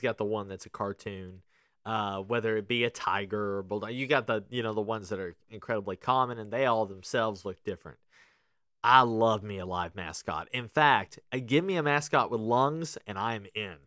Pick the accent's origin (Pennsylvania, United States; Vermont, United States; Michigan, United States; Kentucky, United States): Kentucky, United States; growing up in Kentucky